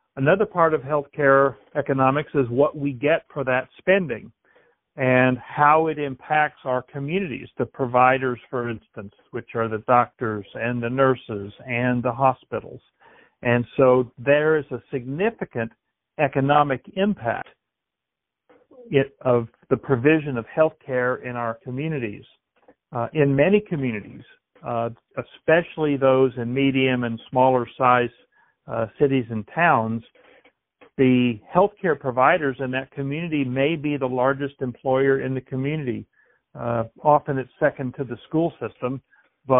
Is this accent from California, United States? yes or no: no; Mountain Grove, Missouri, United States; I grew up in a small town in south central Missouri, Mountain Grove